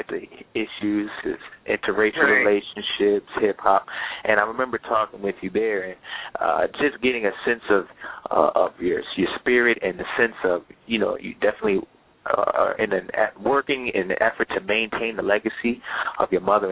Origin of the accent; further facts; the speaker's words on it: Poughkeepsie, New York, United States; moved away; also born or lived in Cheyney, Pennsylvania; I'm from upstate New York. I'm from Poughkeepsie, New York